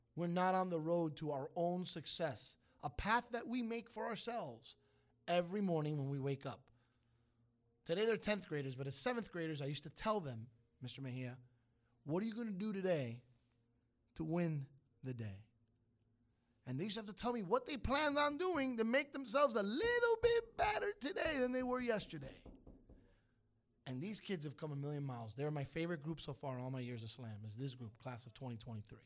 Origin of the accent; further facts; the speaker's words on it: New York City, New York, United States; moved away; Cuban, 'cause it's my heritage. Italian, 'cause I was raised in Brooklyn